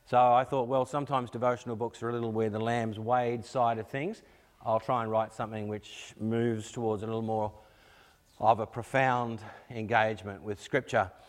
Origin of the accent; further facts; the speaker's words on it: Australia; Uh, we came across from Australia. Originally, we came here in uh, 2004.